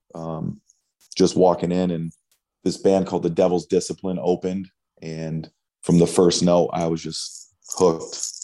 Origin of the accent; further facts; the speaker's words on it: Auburn, New York, United States; I grew up in upstate New York, small city called Auburn